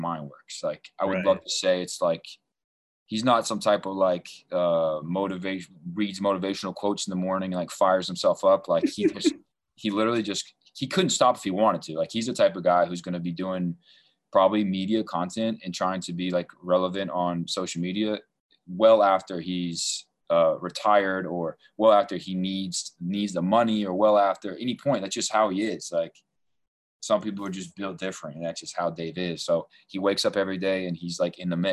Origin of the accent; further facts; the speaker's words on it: the South, United States; I'm from the South